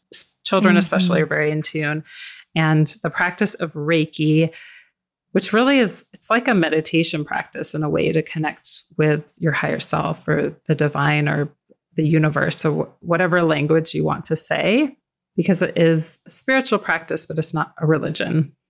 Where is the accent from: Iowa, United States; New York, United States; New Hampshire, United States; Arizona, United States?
Arizona, United States; Tucson; I grew up in Tucson, Arizona, and back then we were able to go explore and play in the desert.